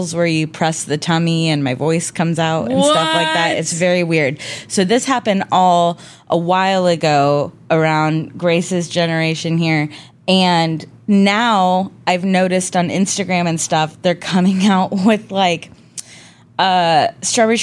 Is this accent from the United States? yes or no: yes; Omaha, Nebraska, United States; moved away as an adult; also born or lived in Los Angeles; people I grew up in Omaha